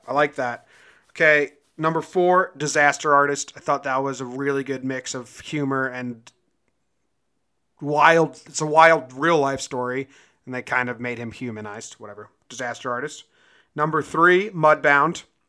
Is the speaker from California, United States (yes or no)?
yes; an hour and a half from San Francisco, California, United States; where I'm from, I'd just say San Francisco and I live an hour and a half away